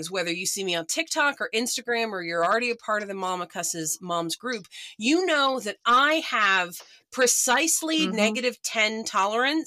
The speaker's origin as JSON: {"language": "English", "region": "Oklahoma", "country": "United States", "tie": "born or raised there"}